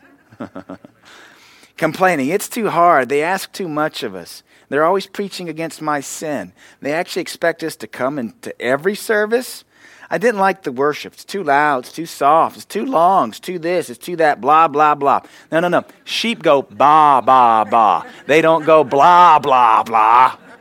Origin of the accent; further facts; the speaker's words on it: the American South, United States; I'm a Southerner.